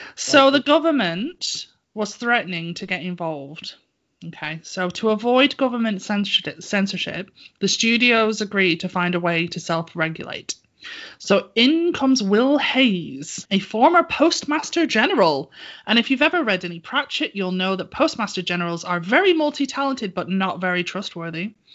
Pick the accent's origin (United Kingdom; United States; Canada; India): United Kingdom; I'm British